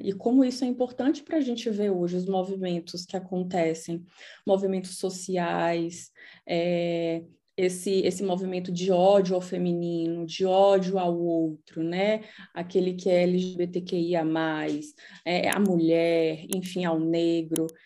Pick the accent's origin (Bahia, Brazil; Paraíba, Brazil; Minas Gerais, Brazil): Bahia, Brazil; Salvador; now in Berlin, Germany; eu nasci em Salvador, mas eu posso chamar de Heimat Berlim